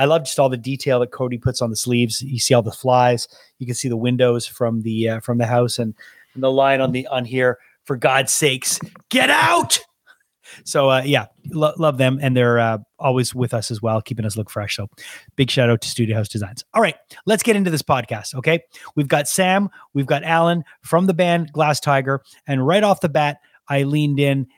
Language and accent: English; Montreal, Quebec, Canada; growing up in Montreal, you know, we discussed briefly, I'm in my early 50s